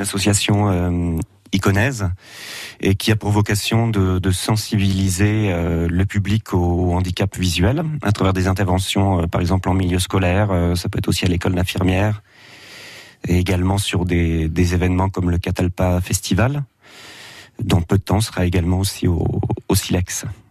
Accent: Auxerre, Bourgogne-Franche-Comté, France; je suis natif d'Auxerre

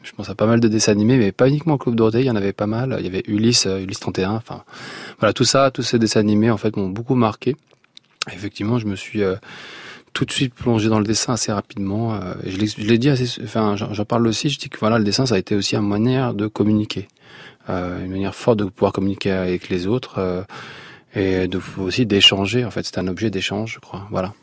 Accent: Blida, Blida Province, Algeria; moved away; je suis né à Blida

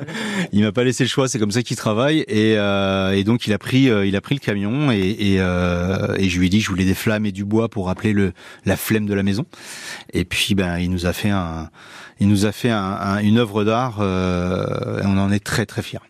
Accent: Brittany, France; moved away as an adult; now in Landes, France; Je suis parti de Bretagne pour faire une saison et je suis resté

